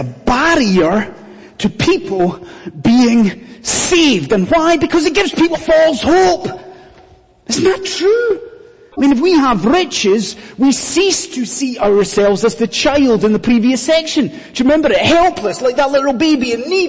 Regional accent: Scotland, United Kingdom; now in London, United Kingdom; when I was growing up in Scotland

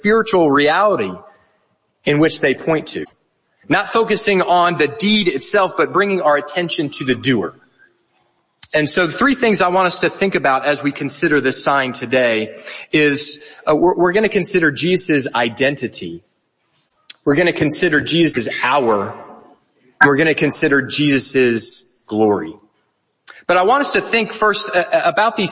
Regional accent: South Carolina, United States; moved away as an adult; now in Edinburgh, United Kingdom; I am from the United States. My family moved to Edinburgh 3 years ago from South Carolina

